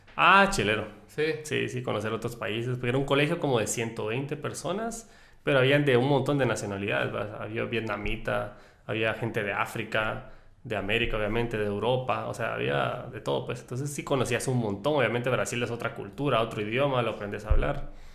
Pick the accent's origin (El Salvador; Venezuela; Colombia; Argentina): El Salvador; nosotros somos salvadoreños